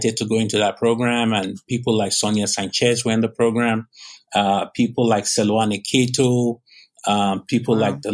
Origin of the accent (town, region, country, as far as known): Nigeria; moved away as an adult; now in Southern California, United States